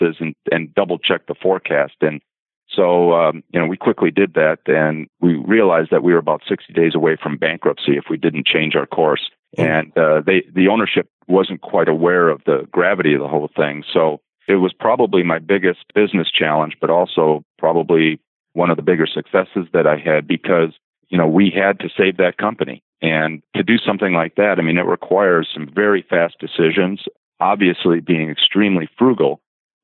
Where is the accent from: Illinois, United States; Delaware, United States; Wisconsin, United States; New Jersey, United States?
Wisconsin, United States; Racine; moved away; also born or lived in Duluth, Minnesota / Southern California / Grand Rapids, Michigan / Minnesota; my hometown of Racine, Wisconsin